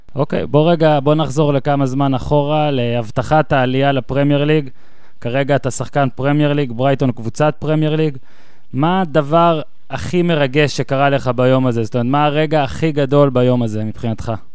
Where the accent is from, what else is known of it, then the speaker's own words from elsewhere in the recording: Ben Ami, Northern District, Israel; גדלתי במושב בן עמי, שזה קרוב, מה זה, שלוש דקות נסיעה אליך לדעתי